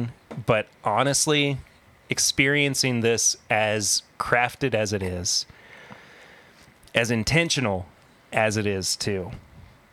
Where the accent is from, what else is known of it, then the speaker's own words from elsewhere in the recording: Kentucky, United States; growing up in Kentucky